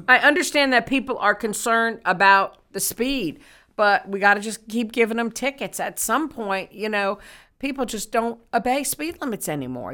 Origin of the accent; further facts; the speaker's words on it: New York, United States; moved away; growing up in New York, being close to Madison Square Garden